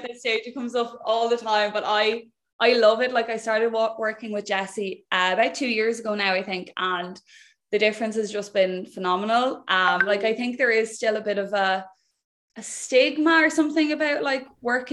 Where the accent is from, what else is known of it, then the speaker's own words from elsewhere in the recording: Wexford, Leinster, Ireland; moved away as an adult; also born or lived in Dublin; I'm from Wexford